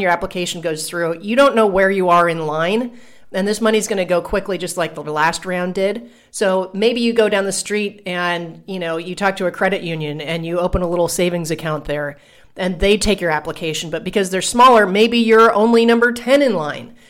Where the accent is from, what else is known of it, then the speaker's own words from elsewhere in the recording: Columbus, Ohio, United States; now in Puerto Rico; when I go back to visit Columbus